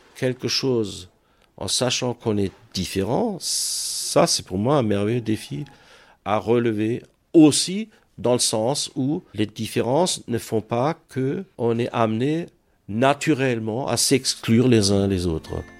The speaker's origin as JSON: {"language": "French", "town": "Ratzwiller", "region": "Grand Est", "country": "France", "moved": "as an adult", "lives_now": "Strasbourg, France", "said": "je suis du nord de l'Alsace, de Ratzwiller, la région de Dibringen."}